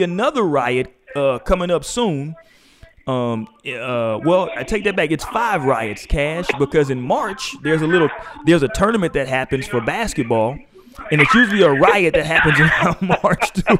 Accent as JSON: {"language": "English", "country": "United States", "said": "as an American"}